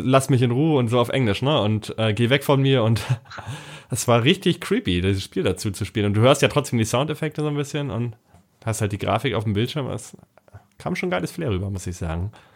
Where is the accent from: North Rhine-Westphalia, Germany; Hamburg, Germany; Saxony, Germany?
Hamburg, Germany; bei uns in Hamburg